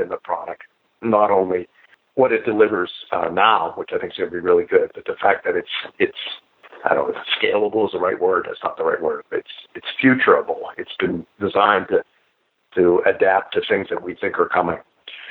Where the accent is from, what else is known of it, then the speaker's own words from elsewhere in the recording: Pennsylvania, United States; I'm from Pennsylvania. I was near West Virginia